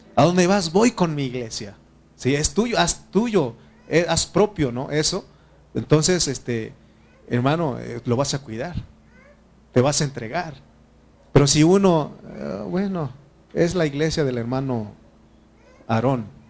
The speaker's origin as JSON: {"language": "Spanish", "country": "Mexico", "said": "nosotros como mexicanos"}